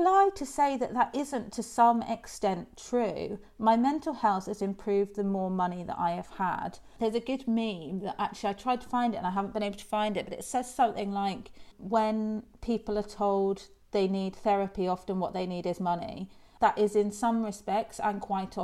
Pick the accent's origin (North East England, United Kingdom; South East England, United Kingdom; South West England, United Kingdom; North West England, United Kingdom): South West England, United Kingdom; Isles of Scilly; I grew up on the Isles of Scilly